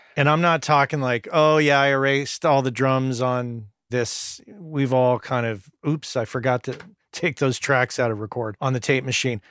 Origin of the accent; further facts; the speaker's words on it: New Mexico, United States; growing up in New Mexico